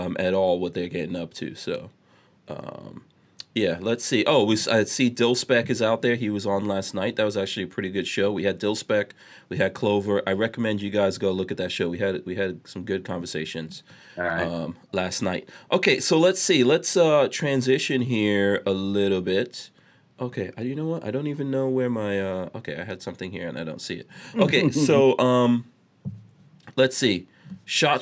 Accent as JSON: {"language": "English", "region": "New York", "country": "United States", "tie": "born or raised there", "said": "I grew up in New York in like the crack 80s."}